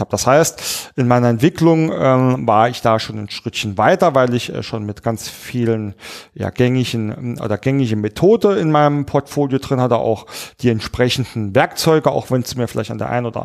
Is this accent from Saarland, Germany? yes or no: yes; Saarland, Germany; Naja, ähm, nun komme ich ja aus dem Saarland, wie der ein oder andere weiß. Und im Saarländern sagt man nach, dass wir sehr, sehr heimatsverliebt sind.